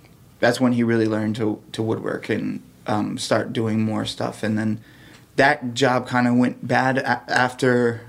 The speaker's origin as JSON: {"language": "English", "town": "Detroit", "region": "Michigan", "country": "United States", "tie": "born or raised there", "also_born_or_lived": "Denver", "moved": "yes", "lives_now": "Boston, United States", "said": "I was born in Detroit"}